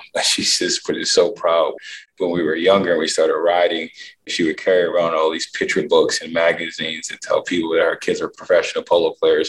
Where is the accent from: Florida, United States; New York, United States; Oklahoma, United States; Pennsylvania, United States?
Pennsylvania, United States; Philadelphia; I'm really excited about just doing it in front of Philadelphia. I'm a proud Philly boy